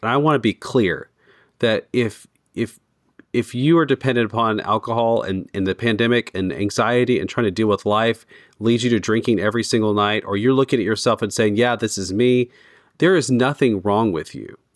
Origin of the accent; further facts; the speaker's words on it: United States; as an American